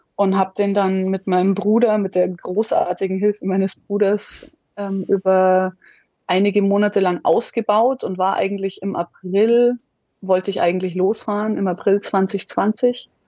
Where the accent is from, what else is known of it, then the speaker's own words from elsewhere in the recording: Munich, Bavaria, Germany; Ich bin in München geboren, die Alpen vor der Tür. Also ich war schon immer viel in den Bergen unterwegs